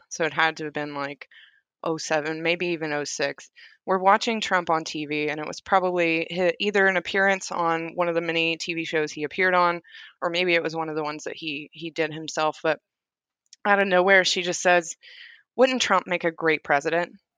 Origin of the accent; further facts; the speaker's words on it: Summertown, Tennessee, United States; moved away as an adult; also born or lived in Hohenwald, Tennessee; now in Oklahoma, United States; I grew up in Summertown, Tennessee, but I graduated and went to school in Hohenwald, Tennessee